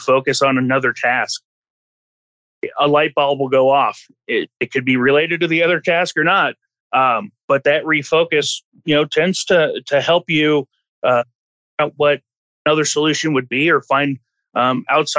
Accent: California, United States; moved away; I'm from California originally

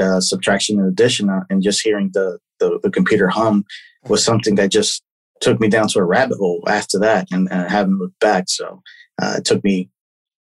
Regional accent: Philadelphia, Pennsylvania, United States; now in Florida, United States; I'm originally, I was raised in Philadelphia. So I'm a Philly boy at heart.

